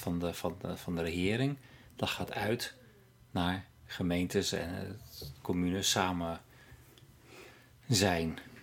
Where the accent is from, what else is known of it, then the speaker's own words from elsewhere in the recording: Netherlands; moved away as an adult; now in Norway; ik uit Nederland kwam